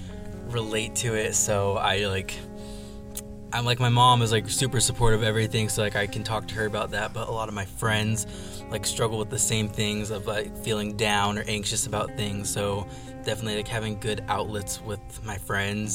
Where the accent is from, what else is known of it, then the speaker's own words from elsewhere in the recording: Washington, United States; also born or lived in Minnesota; I was born in Minnesota and was adopted and brought to Washington when I was about a week old.